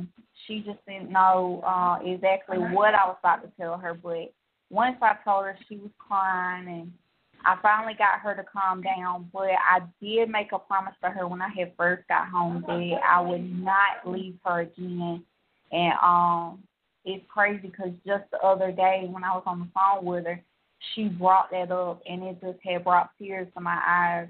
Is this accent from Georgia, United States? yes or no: yes; Georgia, United States; I'm from Georgia